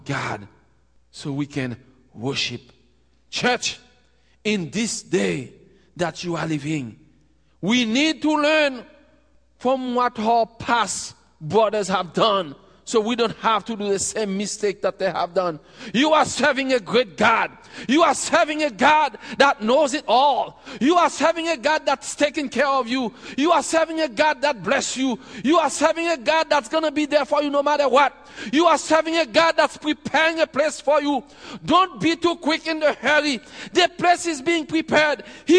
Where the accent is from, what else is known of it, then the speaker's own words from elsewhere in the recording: Haiti; we're from Haiti.